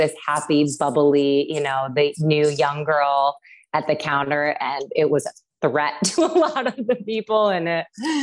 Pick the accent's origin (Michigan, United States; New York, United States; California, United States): New York, United States; Syracuse; I grew up in Syracuse, New York.